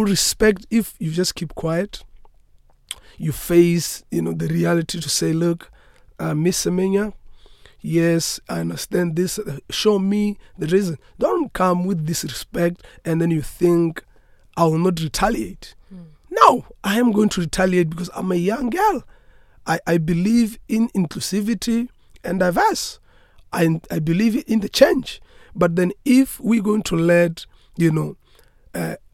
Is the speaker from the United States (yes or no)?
no; South Africa